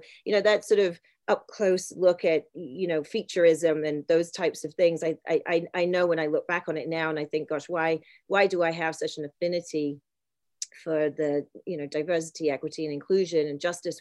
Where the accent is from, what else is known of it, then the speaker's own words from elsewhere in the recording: Isle of Wight, South East England, United Kingdom; I grew up on the Isle of Wight, which is a small island in the south of England